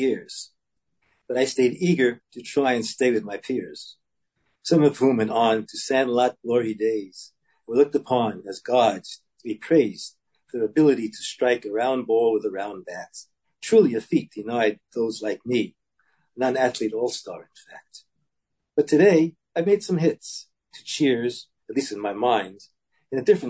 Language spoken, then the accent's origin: English; Brooklyn, Long Island, New York, United States; I was born in Brooklyn and grew up in Brooklyn to the age of 9, then to Long Island.